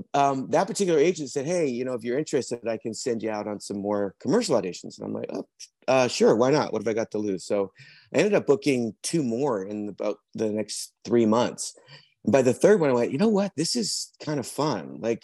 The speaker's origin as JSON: {"language": "English", "region": "British Columbia", "country": "Canada", "tie": "born or raised there", "also_born_or_lived": "England", "lives_now": "Vancouver, Canada", "said": "I'm originally from England. I was adopted at birth. And then through a series of family things, we ended up moving to Canada when I was about 7. I grew up on Vancouver Island, high school and college, and then moved to Vancouver in 1991."}